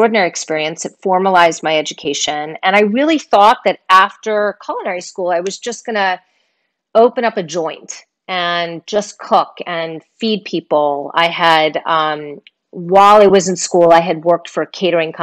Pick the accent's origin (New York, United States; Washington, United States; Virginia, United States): New York, United States; suburbs outside New York City, United States; I was born outside of New York City, and for the most part, that's, you know, that's where I was raised. Yeah, in the suburbs